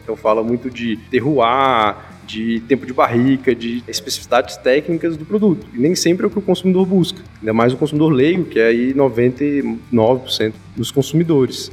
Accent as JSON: {"language": "Portuguese", "town": "Brasília", "region": "Federal District", "country": "Brazil", "tie": "born or raised there", "said": "Sou nascido em Brasília"}